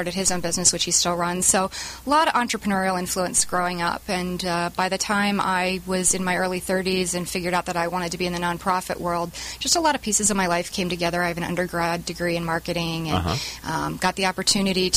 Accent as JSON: {"language": "English", "town": "Philadelphia", "region": "Pennsylvania", "country": "United States", "tie": "born or raised there", "said": "I grew up in Philadelphia."}